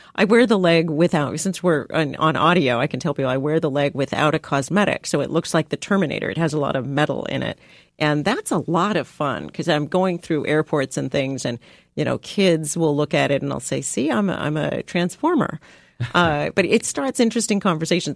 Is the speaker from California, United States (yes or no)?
yes; San Diego, California, United States; I grew up in San Diego